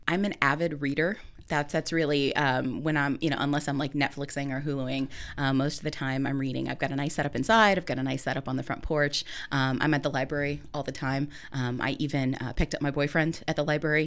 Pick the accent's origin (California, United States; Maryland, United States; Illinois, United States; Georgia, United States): Illinois, United States; Minooka; moved away as an adult; also born or lived in Virginia; now in Muncie, United States; I'm a native of Illinois. I come from Minooka, Illinois